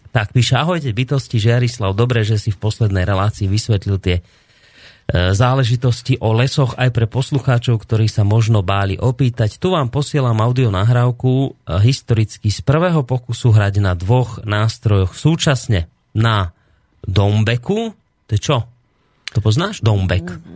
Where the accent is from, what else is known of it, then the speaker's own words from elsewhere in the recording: Slovakia; tu u nás v našej oblasti, doma na Slovensku